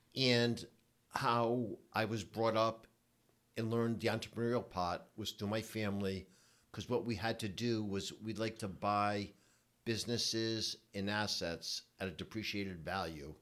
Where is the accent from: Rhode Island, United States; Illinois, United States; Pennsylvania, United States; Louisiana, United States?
Rhode Island, United States; Providence; I grew up in Providence, Rhode Island